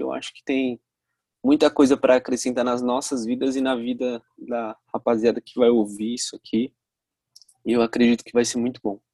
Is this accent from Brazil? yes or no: yes; Santos, São Paulo, Brazil; eu também sou de Santos